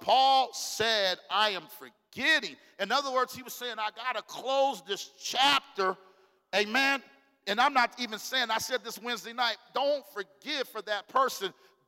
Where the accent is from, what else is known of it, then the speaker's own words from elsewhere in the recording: Phoenix, Arizona, United States; me and my wife, we grew up on Peoria